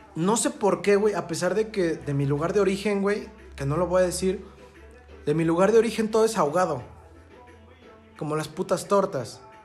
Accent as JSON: {"language": "Spanish", "town": "Pachuca", "region": "Hidalgo", "country": "Mexico", "said": "yo soy de Pachuca"}